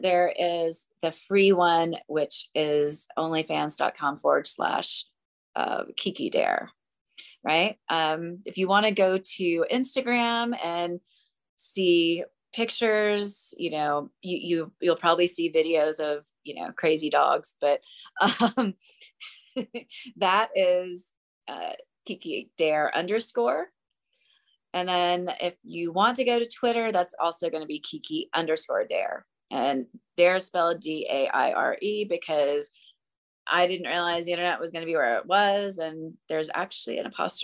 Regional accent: Memphis, Tennessee, United States; moved away; I grew up in Memphis.

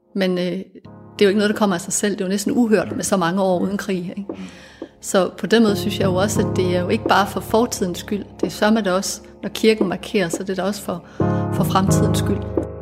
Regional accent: Denmark; vi er fælles om at være født i Danmark

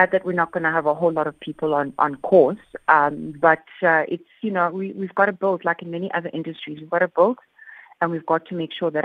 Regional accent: Soweto, Gauteng, South Africa; I'm from Soweto

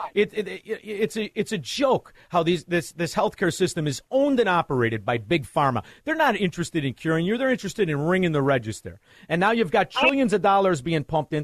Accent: Chicago, Illinois, United States; walked around with a certain pride of being a Chicagoan

